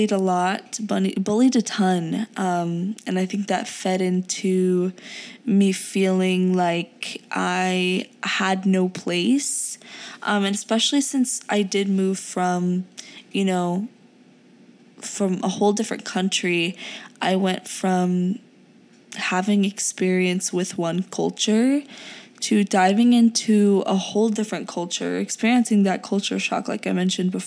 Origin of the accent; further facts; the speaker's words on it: United States; English is a second language; also born or lived in Pakistan; I was born in Pakistan and moved here when I was around 6.5 to 7 years old